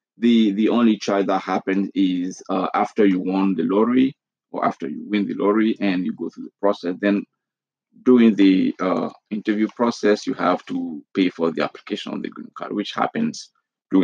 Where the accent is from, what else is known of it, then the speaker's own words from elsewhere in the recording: Côte d’Ivoire; moved away as an adult; now in United States; I'm originally from Ivory Coast in West Africa. It's a French-speaking country, also known as Côte d'Ivoire, and I immigrated here in 2009